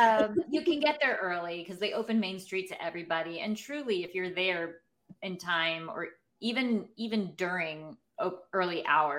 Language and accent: English; United States; I'm American.